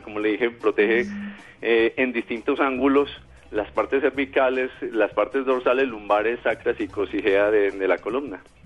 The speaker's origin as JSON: {"language": "Spanish", "country": "Colombia"}